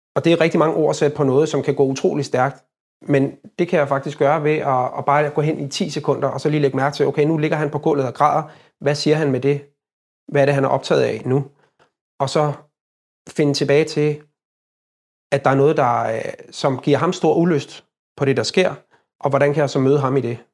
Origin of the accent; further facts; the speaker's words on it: Copenhagen, Capital Region of Denmark, Denmark; jeg er født og opvokset i København